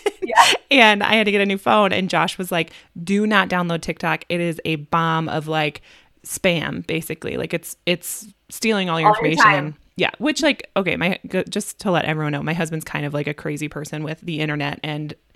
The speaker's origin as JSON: {"language": "English", "region": "Midwest", "country": "United States", "said": "We're from the Midwest, but we also say y'all"}